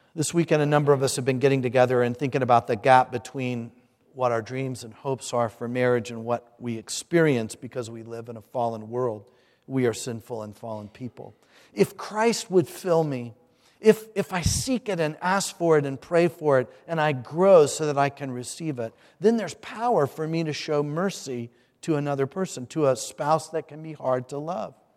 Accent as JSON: {"language": "English", "town": "Hampton", "region": "Virginia", "country": "United States", "said": "I'm from Hampton, Virginia"}